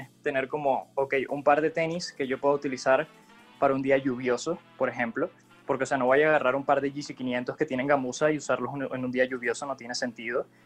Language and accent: Spanish; Venezuela; moved away as an adult; yo soy venezolano, llegué acá hace tres años aproximadamente